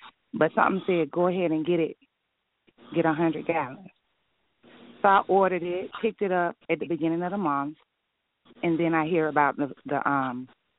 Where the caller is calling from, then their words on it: Detroit, Michigan, United States; I'm calling from Detroit, Michigan.